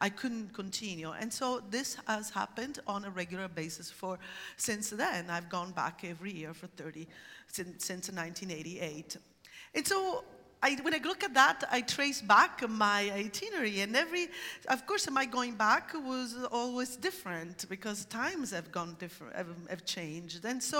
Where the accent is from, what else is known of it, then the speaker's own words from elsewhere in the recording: Syracuse, Sicily, Italy; moved away as an adult; also born or lived in Catania, Italy; now in Oregon, United States; I grew up in Sicily, which is a conservative society